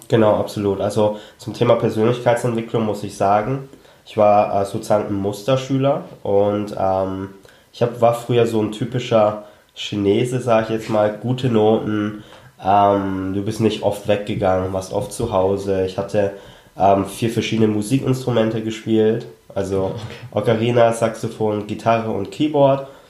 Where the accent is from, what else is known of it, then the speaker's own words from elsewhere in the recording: Germany; wir sind ja alle in Deutschland aufgewachsen